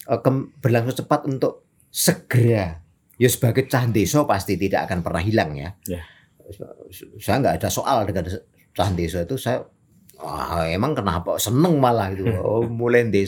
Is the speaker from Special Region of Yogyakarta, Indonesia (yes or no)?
yes; Kulon Progo, Special Region of Yogyakarta, Indonesia; tahun pertama saya masuk kota hmm. dari Kulon Progo yang kampung saya kalau saya nyebut tidak ada dalam peta.